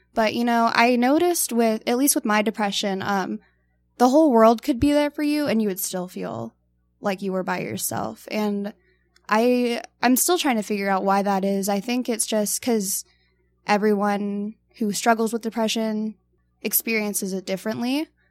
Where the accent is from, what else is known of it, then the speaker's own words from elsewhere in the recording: Tucson, Arizona, United States; I'm from Tucson